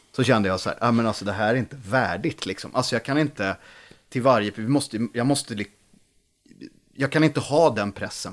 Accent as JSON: {"language": "Swedish", "country": "Sweden", "tie": "born or raised there", "also_born_or_lived": "Lidingö / Gothenburg", "moved": "yes", "said": "på gården, Holaveden, där jag växte upp"}